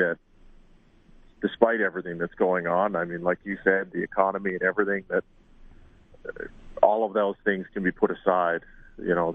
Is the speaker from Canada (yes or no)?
yes; Canada; we are Canadian